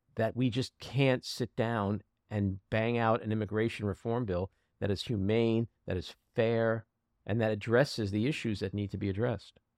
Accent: New York, United States; as a New Yorker and as an American

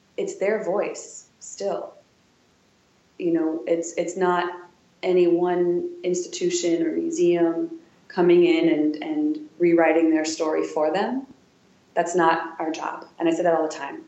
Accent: Wisconsin, United States; moved away as an adult; now in Washington, D.C., United States; I'm from Wisconsin, I'm from Rogan, Wisconsin.

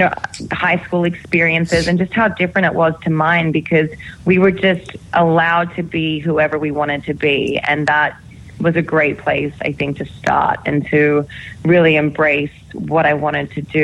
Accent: Sydney, New South Wales, Australia; moved away; I'm from Sydney

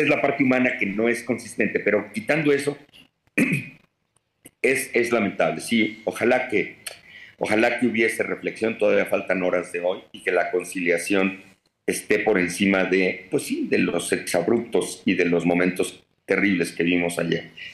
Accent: Mexico; como mexicano

